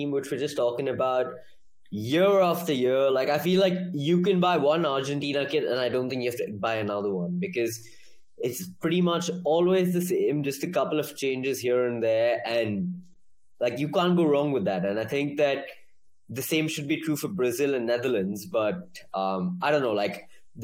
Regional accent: India; I'm from India

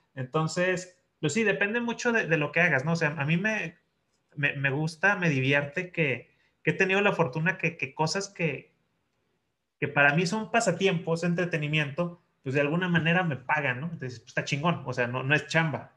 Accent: Chihuahua, Mexico; la ciudad donde yo crecí, en Chihuahua

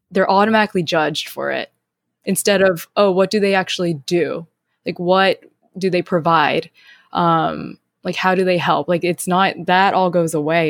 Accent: North Carolina, United States; moved away; where I was raised in North Carolina

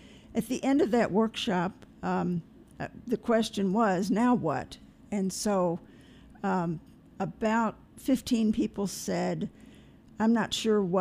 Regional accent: Louisville, Kentucky, United States; I was born in Louisville, Kentucky, and church was the center of our family life.

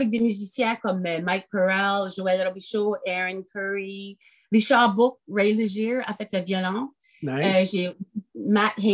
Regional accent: France; je suis française, ça fait que j'écris en français

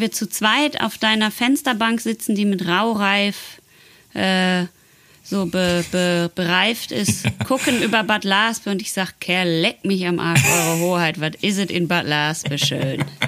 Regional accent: Netherlands; German is a second language; ich komme ja aus Holland

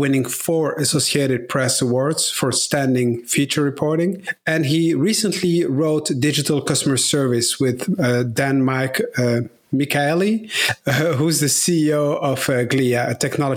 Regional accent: Brussels, Brussels-Capital Region, Belgium; I grew up in Brussels, in Belgium, where my parents had shops

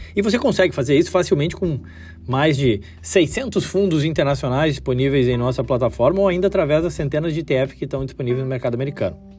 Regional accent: Brazil; Como brasileiro, amante do futebol

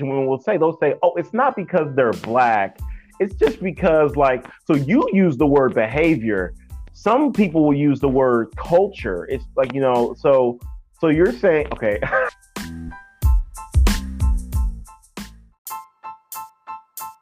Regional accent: Georgia, United States; moved away; I'm from Georgia

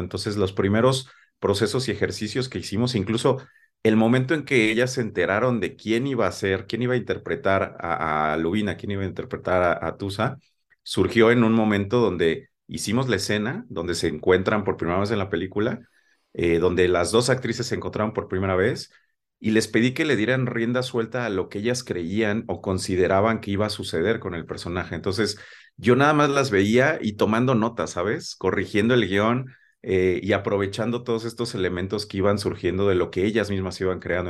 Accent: Mexico; nuestra manera de hablar como mexicanos

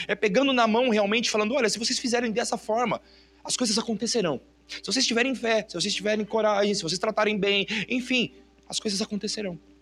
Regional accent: Brazil; Eu sou brasileiro

